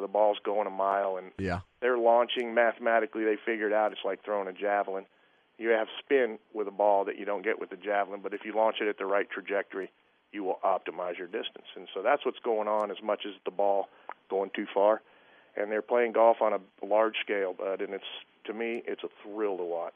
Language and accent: English; United States; I'm an American